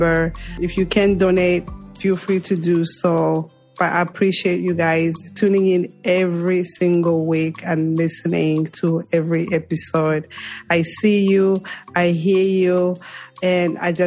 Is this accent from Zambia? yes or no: yes; Zambia; moved away; Zambia, my home country